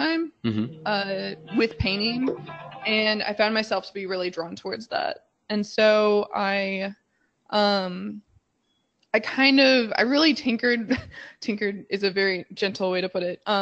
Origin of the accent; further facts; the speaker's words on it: Midwest, United States; also born or lived in California; now in Chicago, United States; I grew up in the Midwest